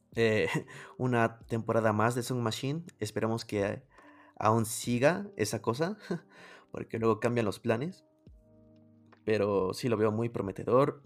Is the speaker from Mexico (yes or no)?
yes; Mexico; yo soy de México